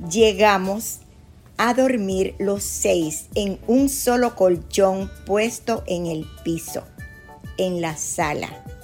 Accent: La Vega, Dominican Republic; moved away as an adult; also born or lived in Puerto Rico / New York; now in Tampa, United States; Yo nací en La Vega, en la República Dominicana.

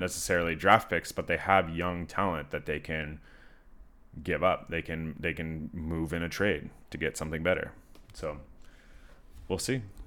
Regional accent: Canada; I'm from Canada

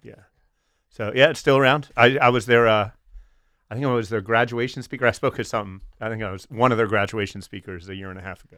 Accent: Wilmington, Delaware, United States; I grew up, uh, two, two and a half blocks from what I now know to be the bunker

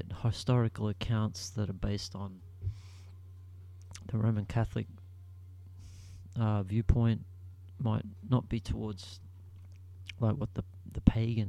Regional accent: Australia; I'm Australian, we come from a Commonwealth

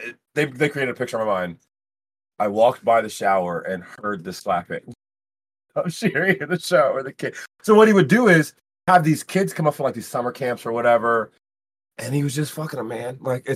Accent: Cleveland, Ohio, United States; You know I'm from Cleveland

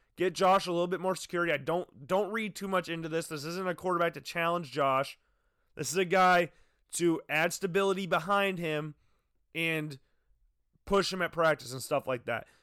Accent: Urbandale, Iowa, United States; I'm from Urbandale

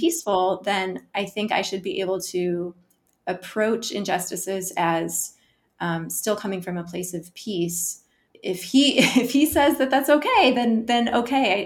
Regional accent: Omaha, Nebraska, United States; now in Arlington, United States; I live in Arlington, Virginia, originally from Omaha, Nebraska.

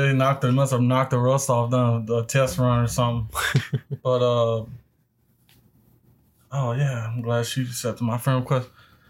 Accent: Port Allen, Louisiana, United States; Born and raised in West Baton Rouge in Port Allen, Louisiana.

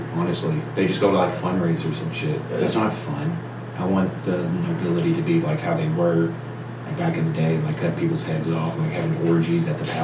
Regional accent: United States; as an American

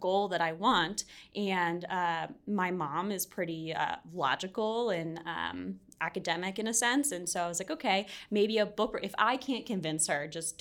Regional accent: Arlington, Virginia, United States; from Arlington, Virginia. Ah. Kind of born and raised there, right outside Washington, D.C.

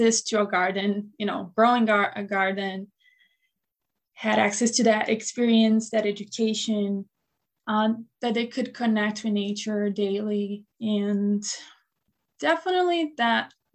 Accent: Brazil; now in Buffalo, United States; I was born and raised in Brazil

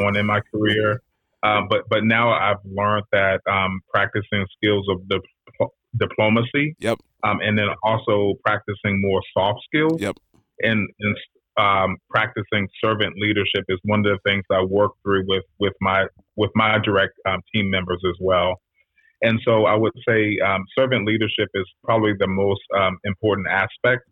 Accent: Washington, District of Columbia, United States; also born or lived in Prince George's County, Maryland; I'm a DC cat myself. So I am um, born and raised in Washington D.C. in the city, not Maryland, not Virginia, but right. in D.C.

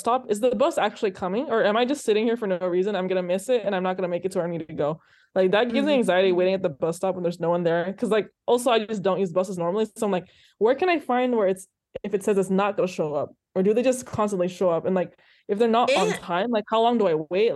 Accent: California, United States; as a Californian

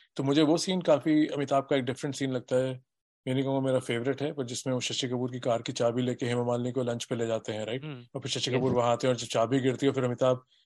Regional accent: Delhi, India; मैं दिल्ली में बड़ा हुआ हूँ

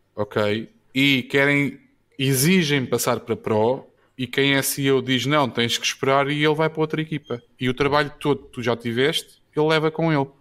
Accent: Odivelas, Lisbon, Portugal; also born or lived in Luanda, Angola; Eu sou de Adivelas

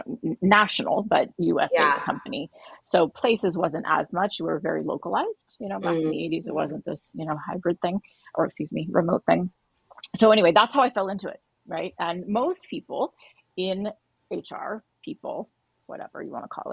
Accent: Bay Area, Silicon Valley, California, United States; I grew up in the Bay Area. So literally here in Silicon Valley

